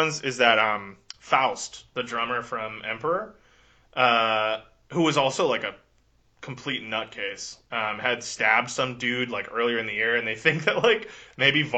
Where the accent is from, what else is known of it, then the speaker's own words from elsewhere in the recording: United States; growing up in America, you know, we know there's gun people around.